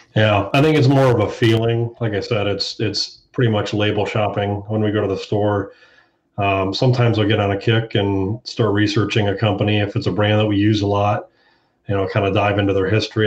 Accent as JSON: {"language": "English", "town": "Hilliard", "region": "Ohio", "country": "United States", "said": "I'm from Hilliard, Ohio, right outside of Columbus"}